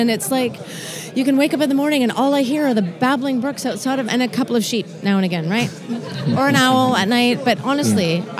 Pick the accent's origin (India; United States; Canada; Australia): Canada; now in Scotland, United Kingdom; I'm Canadian.